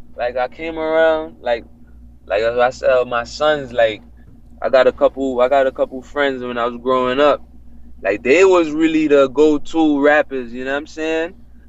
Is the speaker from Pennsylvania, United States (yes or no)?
no; New York City, New York, United States; also born or lived in Jamaica; I'm born in the Bronx, okay. But I also used to live in Jamaica. My family is Jamaican.